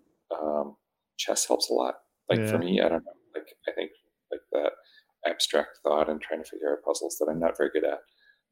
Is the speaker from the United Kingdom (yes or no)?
no; New Brunswick, Canada; moved away; I grew up in New Brunswick in Canada